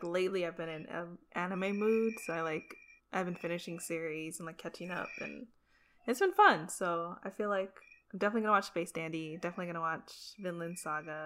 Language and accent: English; Florida, United States; we're both from Florida